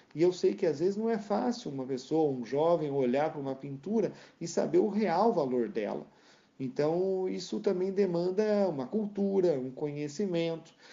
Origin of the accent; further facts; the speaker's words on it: Rio Claro, São Paulo, Brazil; moved away as an adult; also born or lived in Porto Feliz; now in France; nasci na cidade de Porto Feliz, e mas morei desde os meus dois anos de idade até, né, antes de vir para cá para a França, morei toda a minha vida em Rio Claro